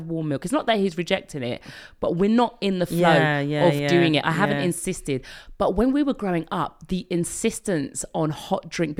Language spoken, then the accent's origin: English; United Kingdom; moved away as an adult; now in France; as a Brit